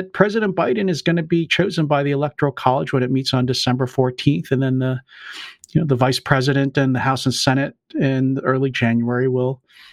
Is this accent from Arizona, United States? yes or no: no; Pennsylvania, United States; my home state of Pennsylvania